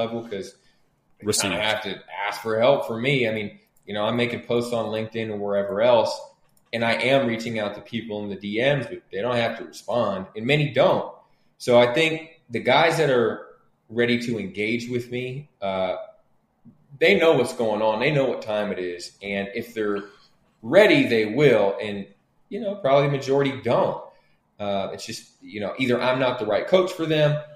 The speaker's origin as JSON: {"language": "English", "town": "Oakland", "region": "California", "country": "United States", "tie": "born or raised there", "said": "I grew up very poor in Oakland"}